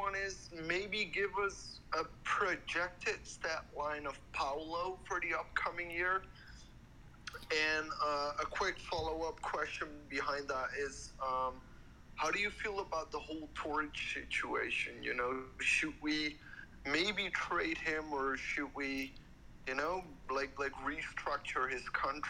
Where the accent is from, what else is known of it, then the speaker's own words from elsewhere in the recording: Netherlands; I'm from Holland